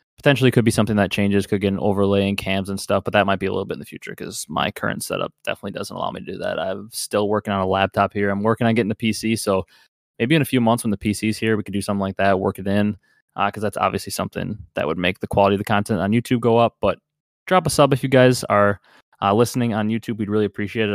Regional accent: Wisconsin, United States; I'm from Wisconsin

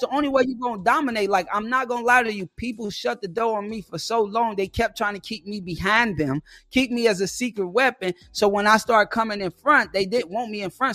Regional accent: Chicago, Illinois, United States; I'm from Chicago

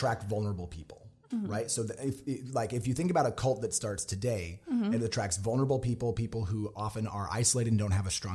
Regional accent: Salt Lake City, Utah, United States; also born or lived in Wyoming; I'm from Salt Lake City

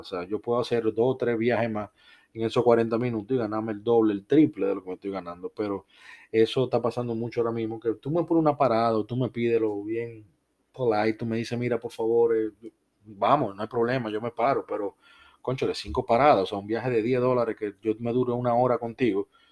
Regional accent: Dominican Republic; now in United States; yo soy de República Dominicana

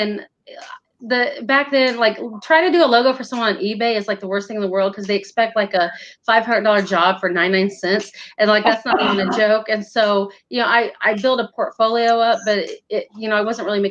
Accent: Northern Indiana, United States; moved away as an adult; now in Virginia, United States; I'm in Virginia now, but I was from Northern Indiana. I lived there at the time.

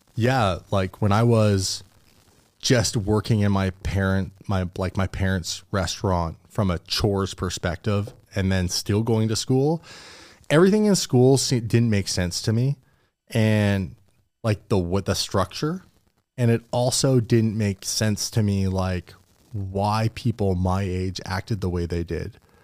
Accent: Port Alberni, British Columbia, Canada; moved away as an adult; where I grew up in Port Alberni

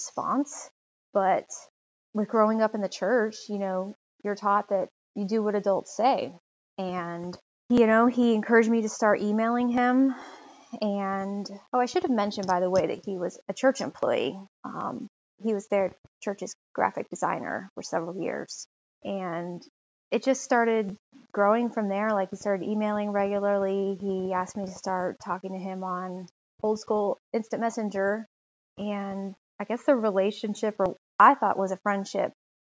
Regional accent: Charlotte, North Carolina, United States; I was born and raised in Charlotte, North Carolina

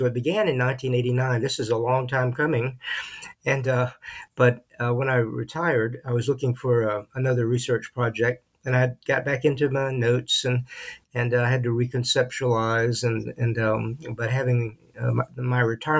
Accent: Texas, United States; also born or lived in Tennessee; I am indeed a Southerner. My family was from Middle Tennessee. My dad grew up on a farm and my mom in a small town called Greenbrier, north of Nashville. We moved to West Texas when I was a kid

